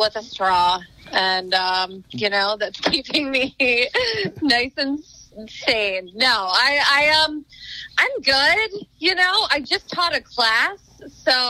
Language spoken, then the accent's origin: English; New Jersey, United States; moved away; I'm originally from New Jersey